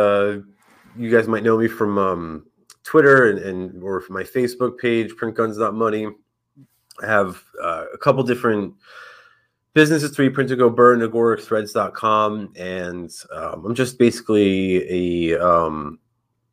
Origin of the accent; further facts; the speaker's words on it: Northeast, United States; now in St. Petersburg, United States; I'm originally from the Northeast, so I'm basically a refugee here